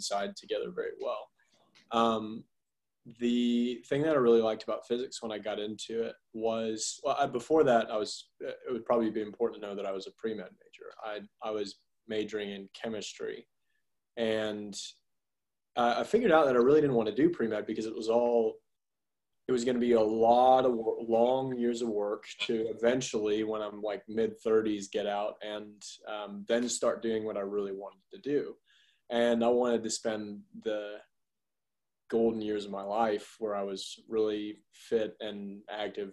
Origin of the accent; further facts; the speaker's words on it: Augusta, Georgia, United States; now in Athens, United States; I grew up in Augusta, Georgia, and lived there until I finished high school, until I came here for undergrad at UGA.